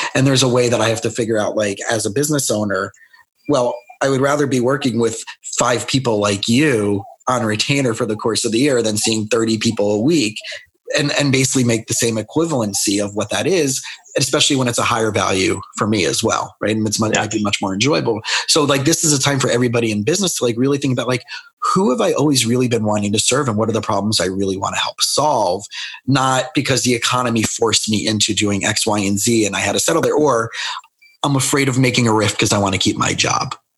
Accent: South Florida, United States; also born or lived in Scranton, Pennsylvania; I grew up in South Florida

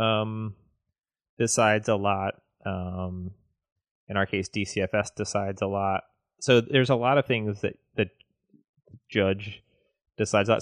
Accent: the South, United States; I grew up in the South

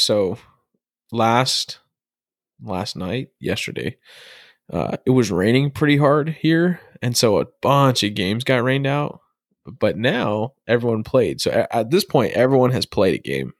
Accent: Arizona, United States; I'm from Arizona

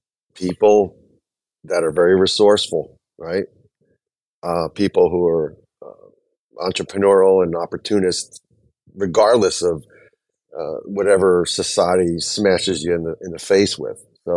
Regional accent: New Jersey, United States; I'm from New Jersey.

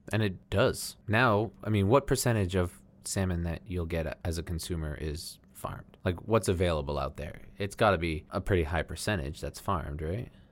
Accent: United States; we grew up here in America

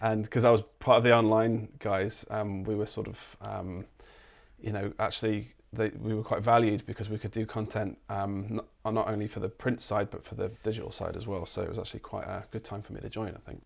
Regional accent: Lincolnshire, East Midlands, United Kingdom; also born or lived in London; now in Gold Coast, Australia; I'm actually from, uh, uh, East Midlands. I'm from Lincolnshire, but I'd lived in London for a good ten years

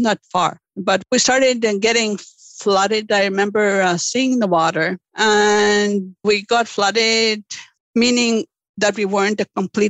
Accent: Lake St. Martin First Nation, Manitoba, Canada; Growing up in Lake St. Martin

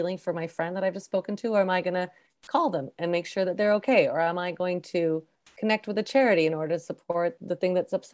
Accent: Canada; I'm first generation Canadian

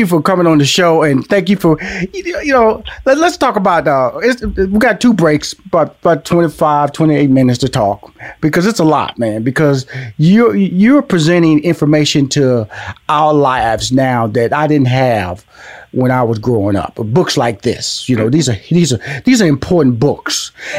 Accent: Houston, Texas, United States; I'm from Houston. So I said, Houston boy that wore the polo boots

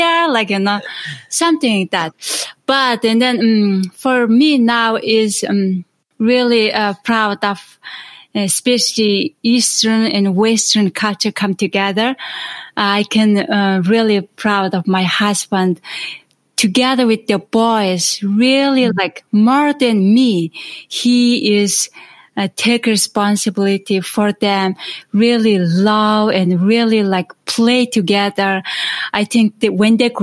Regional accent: Mongolia; moved away; I grew up in Asia and Mongolia

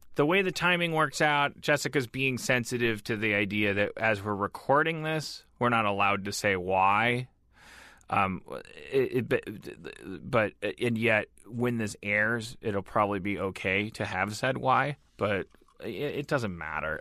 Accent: Milwaukee, Wisconsin, United States; I'm from Milwaukee, one of the most segregated white black cities in the United States

